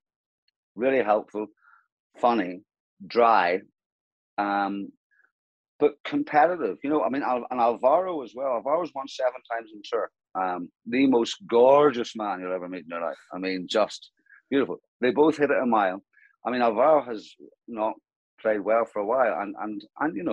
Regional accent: County Antrim, outside Broughshane, Northern Ireland, United Kingdom; I was born in County Antrim, in a very, very rural part of County Antrim, outside Brashea. My father was my school headmaster

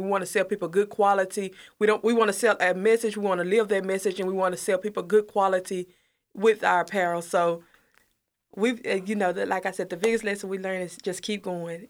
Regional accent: Corsicana, Texas, United States; also born or lived in Mahia; I'm originally from Mahia, but I moved to Corsicana when I was about eight. I've been here ever since

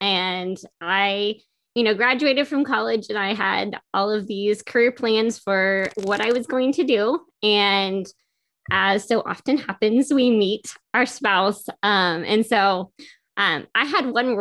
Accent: Carrollton, Texas, United States; moved away; I'm from Carrollton

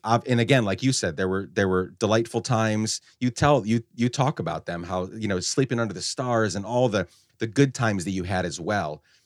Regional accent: Guatemala; moved away; also born or lived in upstate New York, United States; I was born in upstate New York, but we actu-, I grew up in Guatemala

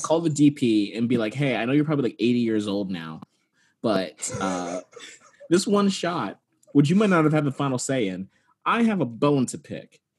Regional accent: Texas, United States; I'm from Texas and did not have sex ed

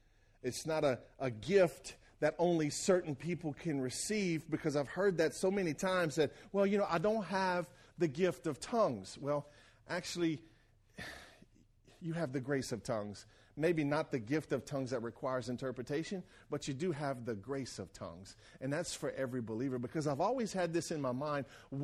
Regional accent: Franklin, Louisiana, United States; When I was at the church I grew up in Franklin, Louisiana

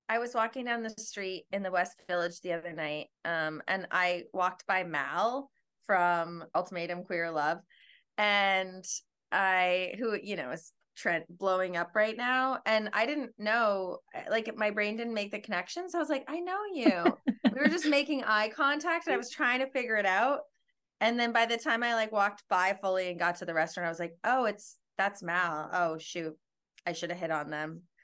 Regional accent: Edmonton, Alberta, Canada; now in New York, United States; I'm from Edmonton, Alberta, which is in Western Canada.

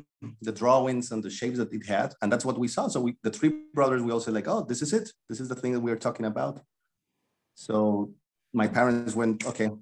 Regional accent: Cali, Valle del Cauca, Colombia; moved away as an adult; now in Vietnam; I am from Cali, Colombia. Cali

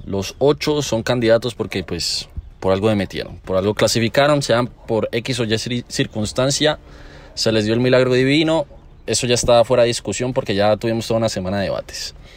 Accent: Valle del Cauca, Colombia; Somos del Valle del Cauca

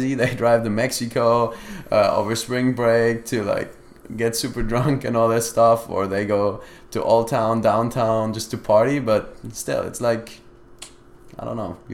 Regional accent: Germany; English is a second language; moved away as an adult; now in United States; We're from Germany

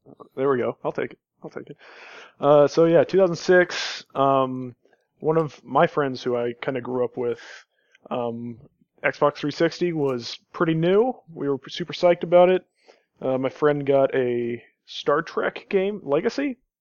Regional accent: Kansas, United States; I grew up in Kansas.

